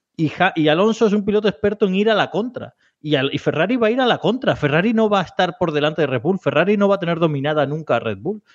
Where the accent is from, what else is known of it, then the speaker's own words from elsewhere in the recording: Spain; nosotros somos españoles